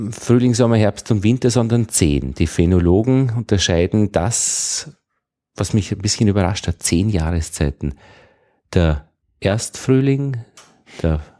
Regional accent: Upper Austria, Austria; Und ich bin aus Oberösterreich. Äh, wir haben immer bemerkt, dass wenn man nach Wien kommt, die Wiener so zwei, drei Wochen vorne sind.

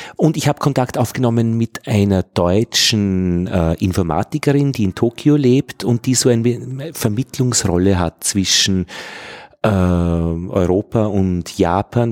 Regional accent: Austria; als Österreicher

